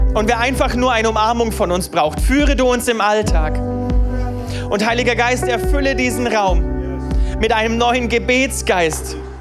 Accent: Niefern-Öschelbronn, Baden-Württemberg, Germany; ich bin aufgewachsen in Niefern

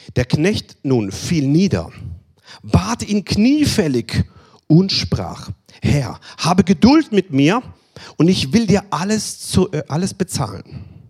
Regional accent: Germany; Bei uns in Deutschland

